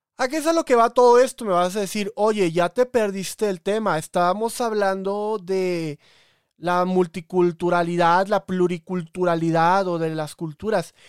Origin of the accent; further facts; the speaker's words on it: Coatzacoalcos, Veracruz, Mexico; moved away; Salma Hayek es de mi ciudad, es el ejemplo de todo porteño de Coatzacoalcos